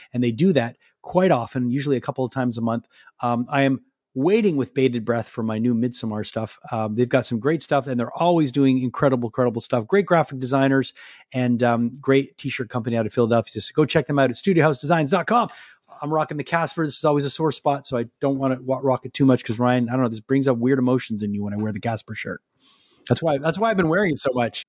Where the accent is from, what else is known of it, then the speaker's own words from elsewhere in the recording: Canada; also born or lived in Montreal; being a Canadian